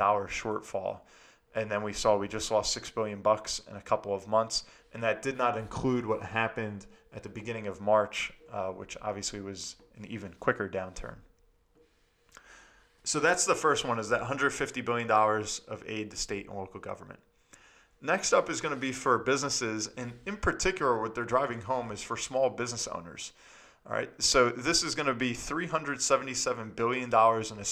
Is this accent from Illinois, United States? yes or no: no; New Jersey, United States; here in my home state in New Jersey